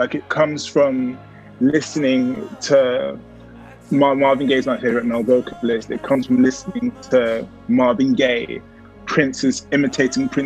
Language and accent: English; London, United Kingdom; I grew up in London